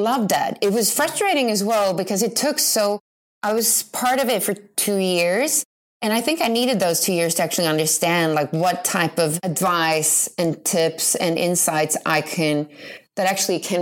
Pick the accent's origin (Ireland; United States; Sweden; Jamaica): Sweden; Jordbro, Stockholm County; I come from the suburbs of Stockholm.